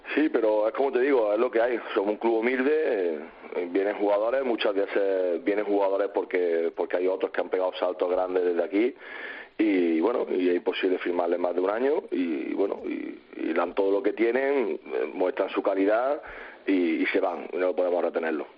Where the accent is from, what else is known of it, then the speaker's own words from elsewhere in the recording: Córdoba, Andalusia, Spain; soy de Córdoba